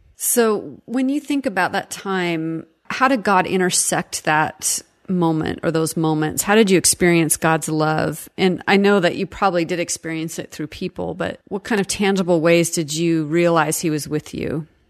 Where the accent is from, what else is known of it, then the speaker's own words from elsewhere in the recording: Seattle, Washington, United States; I grew up in Seattle